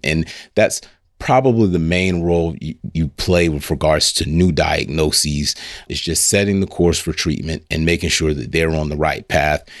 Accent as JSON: {"language": "English", "town": "Lake City", "country": "United States", "tie": "born or raised there", "said": "I grew up right here in Lake City, small community right outside Lake City called Hog Eye"}